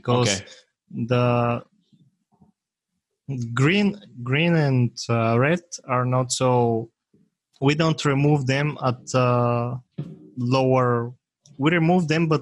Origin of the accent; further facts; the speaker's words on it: Bulgaria; English is a second language; it's a small country in Europe